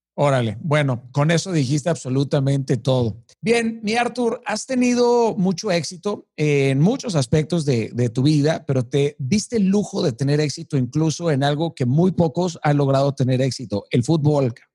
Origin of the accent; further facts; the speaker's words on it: Mazatlán, Sinaloa, Mexico; Yo soy de Mazatlán